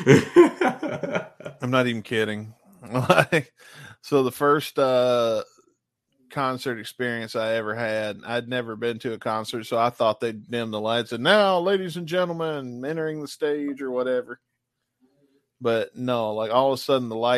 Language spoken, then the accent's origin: English; Booneville, Mississippi, United States; I'm technically from Boonville, Mississippi, which is between Corinth and Tupelo.